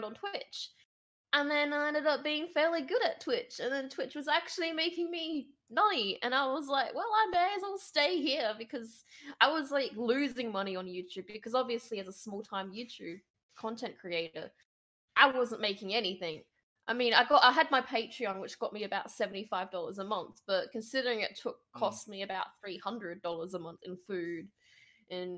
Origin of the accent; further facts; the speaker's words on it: Australia; I'm from Australia